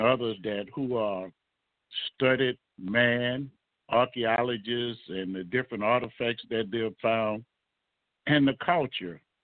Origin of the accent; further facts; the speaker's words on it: the South, United States; growing up in the South